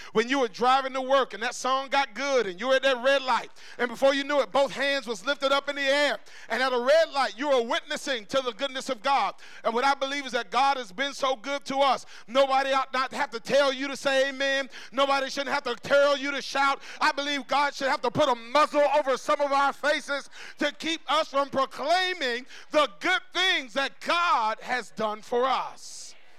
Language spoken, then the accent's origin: English; Tallahassee, Florida, United States; about uh, 16 years old, growing up in Tallahassee